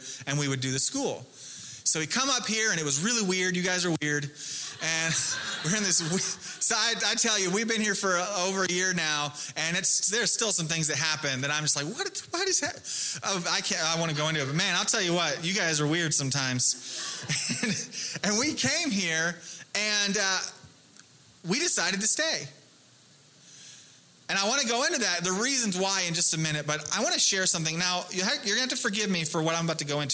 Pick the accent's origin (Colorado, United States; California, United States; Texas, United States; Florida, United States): Texas, United States; I'm from the South. I'm from Texas